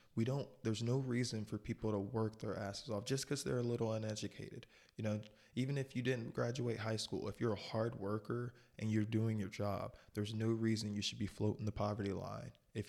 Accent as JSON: {"language": "English", "region": "North Carolina", "country": "United States", "tie": "born there", "also_born_or_lived": "Michigan / Florida / Ohio / Texas", "said": "And I was born in North Carolina, but I have no recollection of ever living in North Carolina. And then I know I lived in Michigan a while. I lived in Florida for a good 6-7 years."}